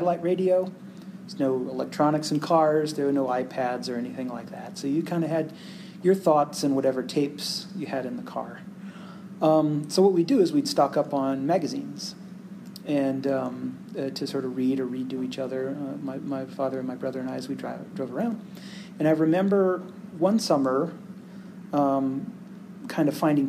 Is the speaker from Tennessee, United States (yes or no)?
no; Phoenix, Arizona, United States; So I grew up in Phoenix, and I wasn't born there, but I grew up there.